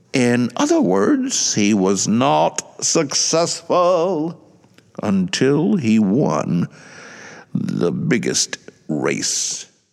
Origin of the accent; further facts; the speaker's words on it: United States; moved away; I don't live in the U S A, but I am an American